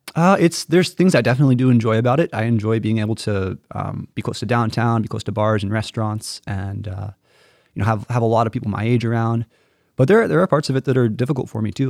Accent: the Ozarks, Missouri, United States; moved away as an adult; also born or lived in Notre Dame, Indiana; now in Stamford, United States; I'm originally from Missouri. So I'm the oldest of four siblings. I have, uh, two younger sisters and a younger brother. And I grew up on a, um, on a beef cattle farm in mid-Missouri in the Ozarks.

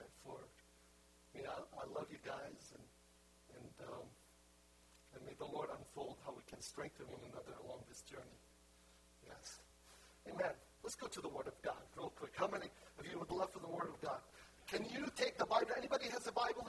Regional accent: Lebanon; moved away; also born or lived in Haifa, Israel; I was born in Haifa, I'm Palestinian. My family are pure Palestinians. I was born in the Holy Land. And when I was 1 year old, my family moved to Lebanon

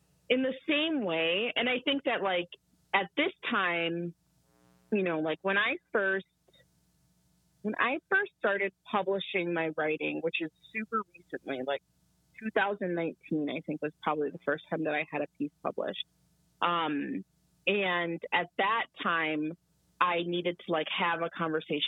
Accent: United States; me and my siblings were all born here in the United States

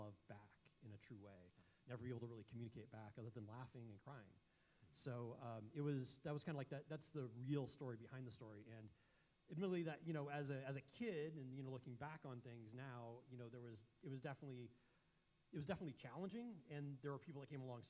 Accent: California, United States; moved away; I grew up in California

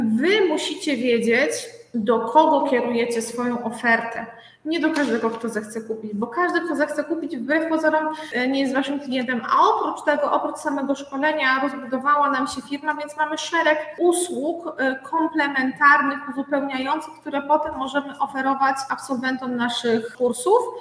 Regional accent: Biała Podlaska, Lublin Voivodeship, Poland; jestem z Białej Podlaskiej

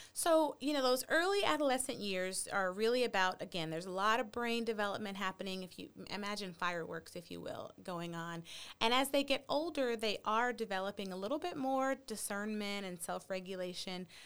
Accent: Texas, United States; also born or lived in Chicago; as a Texan

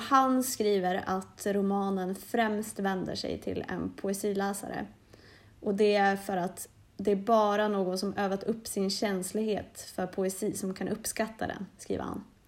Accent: Norrland, Sweden; Jag är från Norrland

